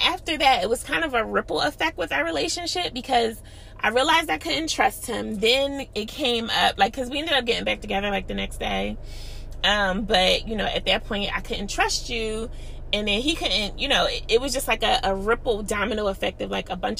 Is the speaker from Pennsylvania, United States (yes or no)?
yes; Philadelphia, Pennsylvania, United States; I'm from Philly